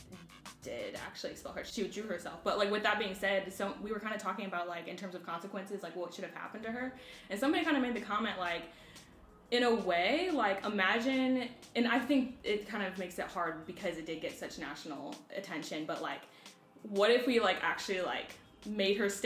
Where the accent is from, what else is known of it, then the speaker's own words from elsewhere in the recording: Ohio, United States; I'm from Ohio